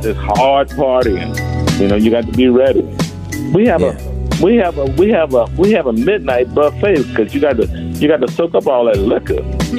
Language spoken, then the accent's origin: English; Tuskegee, Alabama, United States; it's where I was raised. You know, I'm from Tuskegee, Alabama. I was raised during the civil rights era.